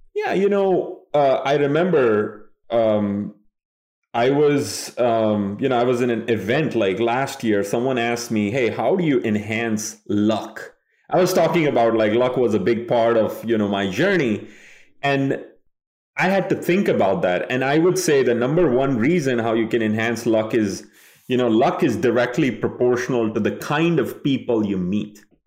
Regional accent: Kolkata, West Bengal, India; moved away as an adult; now in United States; I grew up in Kolkata, India

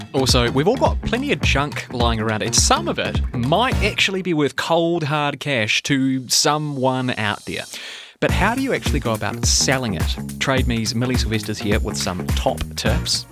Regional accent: New Zealand; I'm a New Zealander.

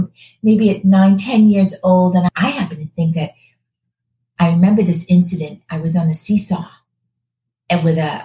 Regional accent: Malden, Massachusetts, United States; accent: Boston; moved away as an adult; now in Florida, United States; I am from a town called Malden, Massachusetts. It's about 20 minutes north of Logan Airport. A lovely town. We all grew up in lovely towns back in the day

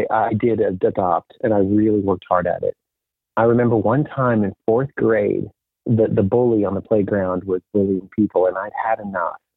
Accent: DR Congo; moved away; also born or lived in Botswana; I was raised a Mennonite missionary kid in Africa. My parents I grew up in Africa and lived in a couple different places. One was Zaire, which is the Democratic Republic of Congo.

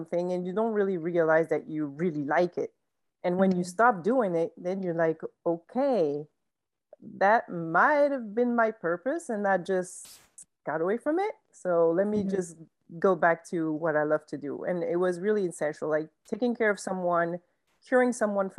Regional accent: France; moved away as an adult; now in United States; my dad is American and my mom French, but I was born and raised in France.

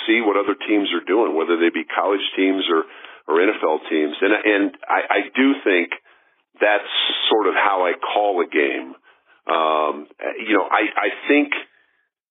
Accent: Denver, Colorado, United States; I grew up in Denver

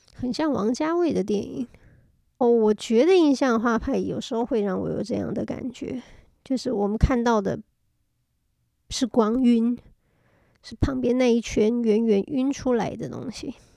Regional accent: Taiwan; moved away; also born or lived in France; 小时候在台湾学音乐

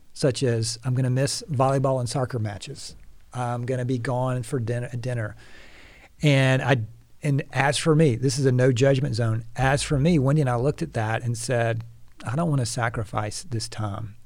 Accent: Atlanta, Georgia, United States; I'm gonna try to keep my yalls to a minimum, but I'm from Atlanta

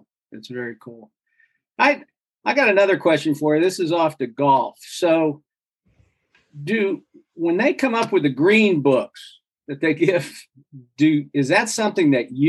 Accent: Midwest, United States; because I tell people from growing up in the Midwest

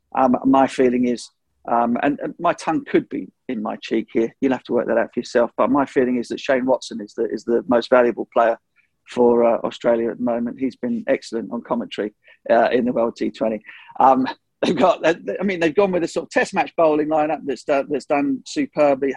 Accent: England, United Kingdom; as an Englishman

